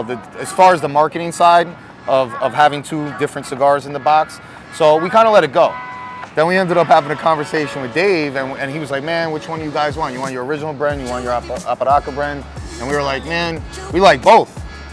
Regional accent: New York, United States; It had to be born and raised in New York, like us.

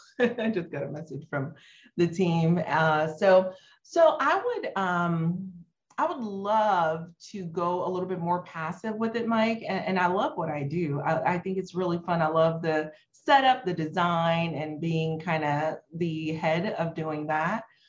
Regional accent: Haiti; moved away; I'm like from Haiti, an underserved country

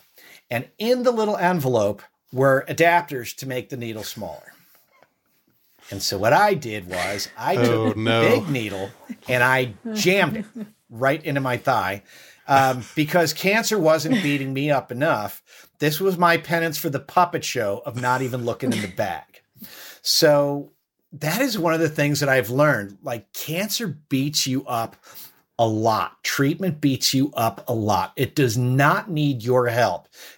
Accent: Ireland; born there; I was born in Ireland

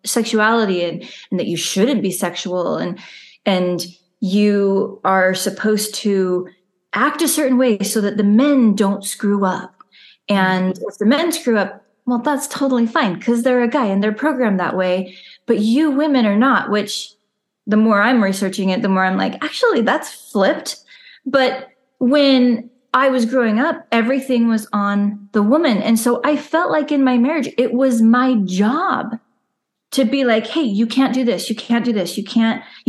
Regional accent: Southeast Idaho, United States; also born or lived in Utah; now in Oregon, United States; now we live in Oregon right now, but we both grew up in Southeast Idaho, and I grew up in Utah until I was 10.

